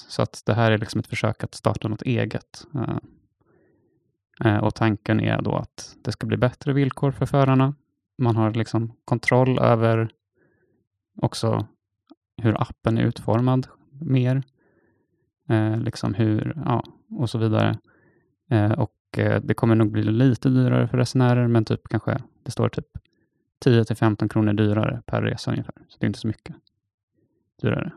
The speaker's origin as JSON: {"language": "Swedish", "town": "Stockholm", "region": "Stockholm County", "country": "Sweden", "said": "Som stockholmare"}